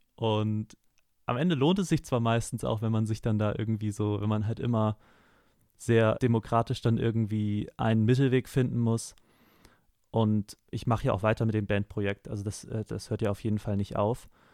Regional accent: Hamburg, Germany; first language German; moved away as an adult; now in Osnabrück, Germany; ich komme ursprünglich aus Hamburg und ich bin jetzt aber vor einem halben Jahr äh, nach Osnabrück gezogen zum Musikstudium

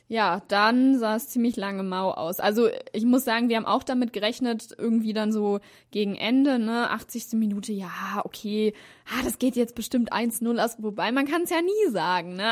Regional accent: Hanover, Lower Saxony, Germany; ich komme ja auch aus Hannover

